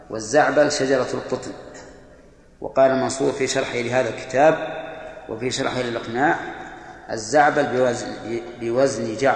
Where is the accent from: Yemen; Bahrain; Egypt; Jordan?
Bahrain; لسان العرب يلا من عندنا في البحرين يلا